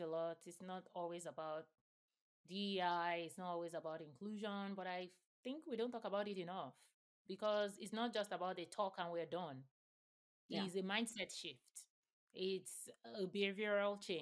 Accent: Nigeria; I grew up in Nigeria

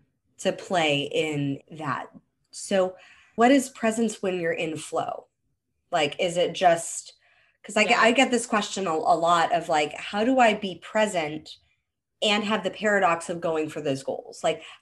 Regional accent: Hollywood, California, United States; because I grew up in Hollywood, I didn't want to be a teacher.

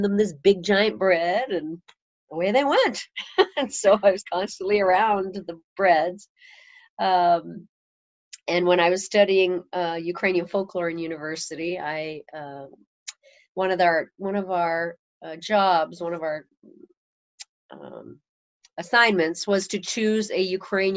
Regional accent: Edmonton, Alberta, Canada; moved away as an adult; now in Casper, United States; I grew up in Edmonton.

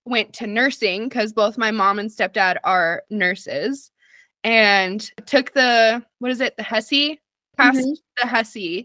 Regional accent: Albuquerque, New Mexico, United States; I am born and raised and currently still live in Albuquerque, New Mexico

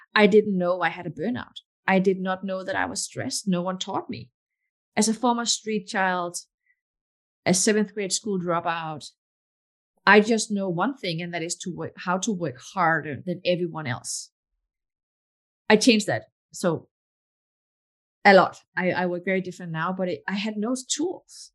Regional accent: Denmark; English is a second language; moved away as an adult; also born or lived in Morocco / Texas; now in Palo Alto, United States; I was born in Morocco, but my parents moved away from Morocco when I was just a baby. And my mom is Danish, my dad Moroccan. And I got my citizenship when I was four. Um, but I grew up most of my life in Denmark.

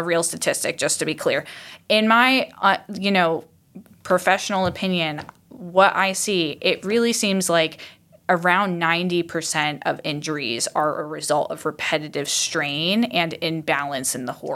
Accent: Iowa, United States; I grew up in Iowa

